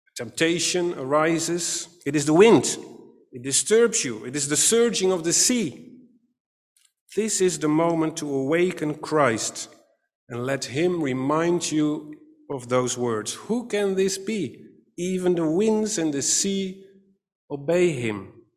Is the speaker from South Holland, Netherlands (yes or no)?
yes; Katwijk, South Holland, Netherlands; I grew up in Katwijk aan Zee, a small seaside town near The Hague